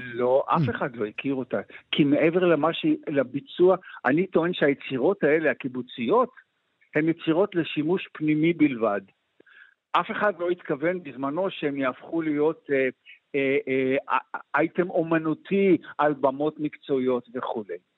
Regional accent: Ma'anit, Haifa District, Israel; אני גם כן בן קיבוץ, אני בן קיבוץ מענית

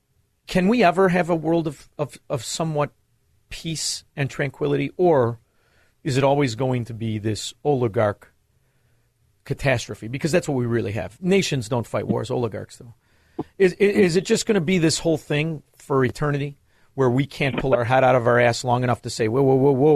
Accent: Chicago, Illinois, United States; And, I'm from Chicago. And one thing about Chicago, it is the mafia capital of the world.

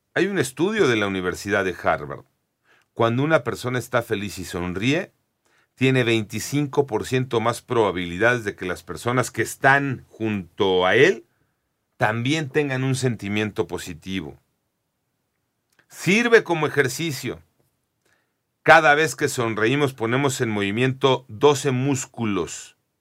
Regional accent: Mexico

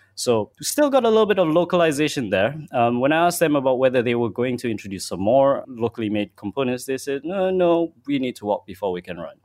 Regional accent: Malaysia; as a Malaysian

